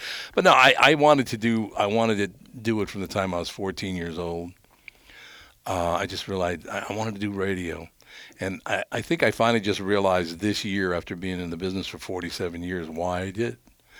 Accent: Minneapolis, Minnesota, United States; I grew up in North Minneapolis

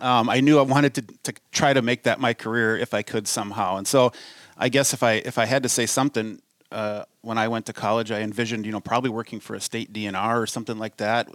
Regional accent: Delano, Minnesota, United States; also born or lived in Cold Spring, Minnesota; I grew up in Delano, Minnesota

